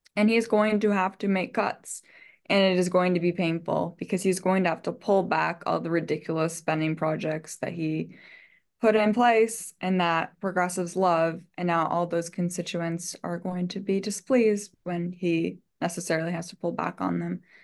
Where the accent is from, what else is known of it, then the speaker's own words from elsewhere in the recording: Michigan, United States; moved away; I'm from Michigan